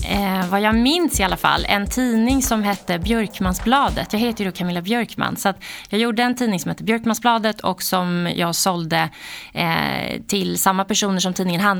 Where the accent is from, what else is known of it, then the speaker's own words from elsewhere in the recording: Täby, Stockholm County, Sweden; Eh, Täby, mm. norr om Stockholm.